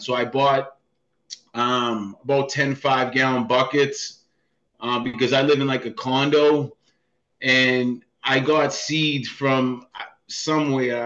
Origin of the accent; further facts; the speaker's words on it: Boston, Massachusetts, United States; moved away as an adult; now in Franklin, Massachusetts, United States; I grew up in the projects in South Boston